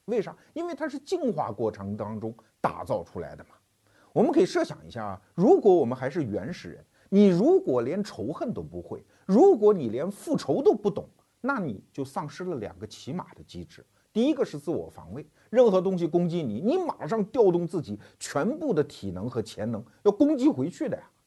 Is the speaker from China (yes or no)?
yes; China; 我们中国人经常说啊，不作死就不会死